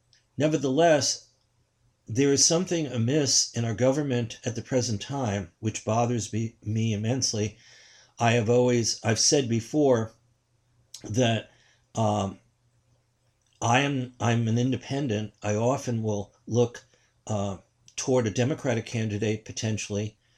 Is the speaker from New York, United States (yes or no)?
yes; New York City, New York, United States; I come from New York City. I'm born 4 years after Donald Trump was born.